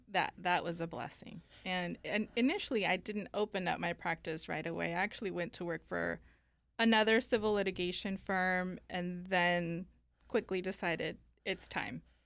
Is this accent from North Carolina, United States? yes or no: no; Northern California, United States; also born or lived in Guanajuato, Mexico; went to California, uh, up in Northern California, and grew up there